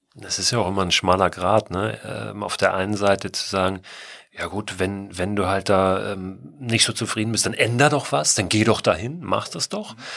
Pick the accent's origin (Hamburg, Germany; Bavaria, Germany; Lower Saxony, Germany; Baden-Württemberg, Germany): Hamburg, Germany; wir Hamburger sind ja, also ich bin in der Nähe von Hamburg auch groß geworden